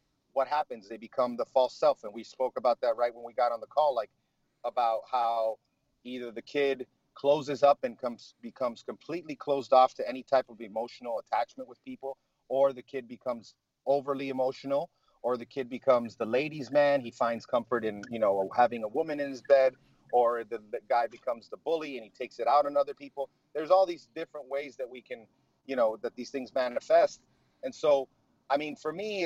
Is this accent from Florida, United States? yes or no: yes; Miami, Florida, United States; moved away as an adult; now in Tampa, United States; So my wife and I grew up in Miami